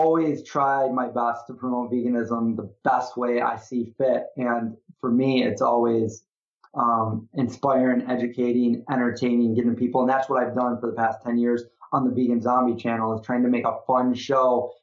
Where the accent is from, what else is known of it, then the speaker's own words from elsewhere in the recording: Syracuse, New York, United States; my hometown, Syracuse, New York. This is where I grew up